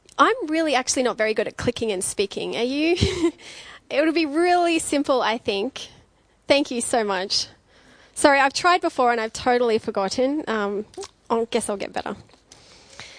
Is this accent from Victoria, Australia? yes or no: no; Dubbo, New South Wales, Australia; moved away as an adult; also born or lived in Queensland; now in Wollongong, Australia; So I grew up in the country. I grew up in Dubbo. So that was all my schooling.